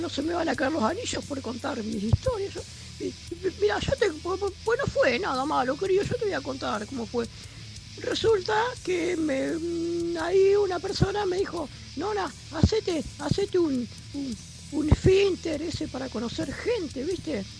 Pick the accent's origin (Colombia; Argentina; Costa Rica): Argentina; San Lorenzo, Santa Fe; yo soy de San Lorenzo